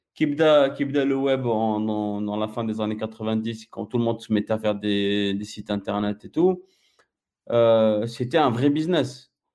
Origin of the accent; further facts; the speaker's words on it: Algeria; je suis algérien, j'ai, mon passeport algérien jusqu'à maintenant